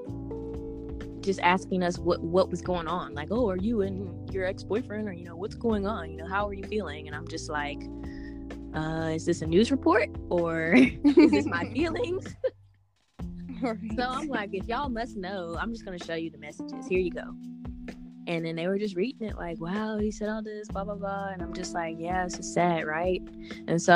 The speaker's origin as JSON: {"language": "English", "town": "Chattanooga", "region": "Tennessee", "country": "United States", "moved": "as an adult", "lives_now": "Knoxville, United States", "said": "I'm also from Chattanooga, Tennessee"}